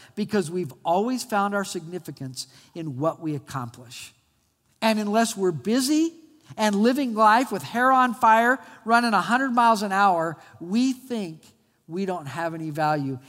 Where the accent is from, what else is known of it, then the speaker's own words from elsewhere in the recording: Albuquerque, New Mexico, United States; When I was a kid, I grew up in Albuquerque, New Mexico